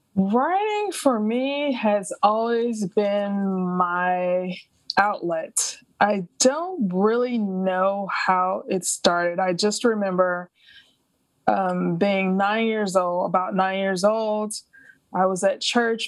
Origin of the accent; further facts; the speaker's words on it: Alabama, United States; moved away; also born or lived in France / New York; I grew up in Alabama, uh, even though I haven't lived there in decades.